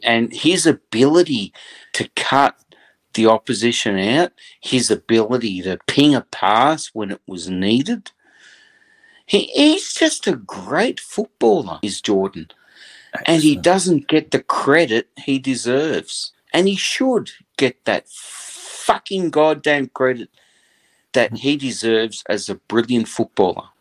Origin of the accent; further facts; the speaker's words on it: Australia; As an Australian that grew up